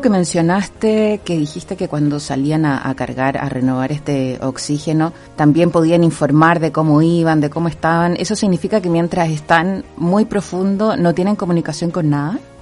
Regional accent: Chile; nosotros como chilenos

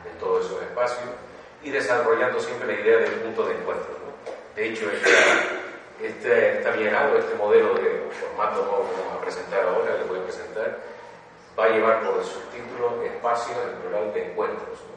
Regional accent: Canary Islands, Spain; also born or lived in Granada; Yo efectivamente nací en las Islas Canarias, en la isla de las Canarias.

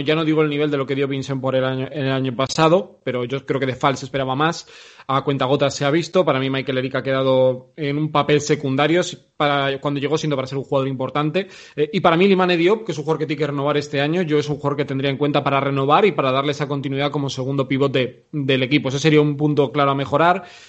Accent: Vitoria-Gasteiz, Basque Country, Spain; yo nací en Vitoria

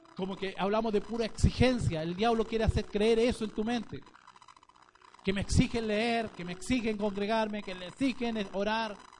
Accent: Chile; nosotros como chilenos

